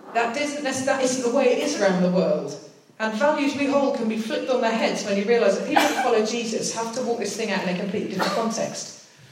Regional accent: United Kingdom; accent: British; the only British person there, I'd definitely said enough to spot my accent.

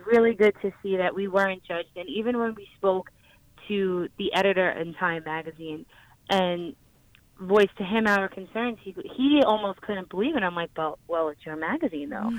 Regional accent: New York, United States; I'm from New York

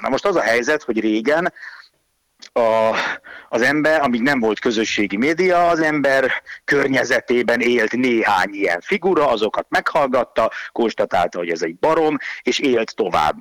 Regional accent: Hungary; franciai, meg magyar vagyok

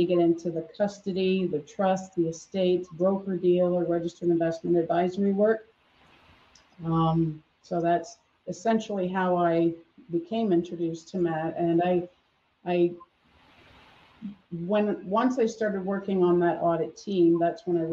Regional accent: Canada; accent: Canadian; moved away as an adult; now in Florida, United States; I'm originally from Canada, and some people do hear a Canadian accent in certain words that I say, so I born and raised in Canada.

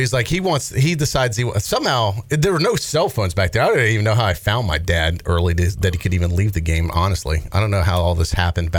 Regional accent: Raleigh, North Carolina, United States; I grew up in Raleigh going to high school there

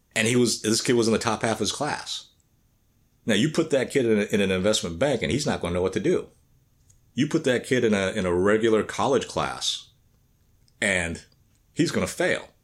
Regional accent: the South, United States; growing up in the South

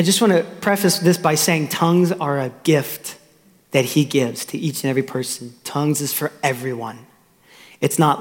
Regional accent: Austin, Texas, United States; also born or lived in Tulsa, Oklahoma; I was born in Tulsa, Oklahoma. My mom and dad were on staff at a church, Victory in Tulsa. And then in 2000, we moved to Austin, Texas. And so by this time, you know, I'm three

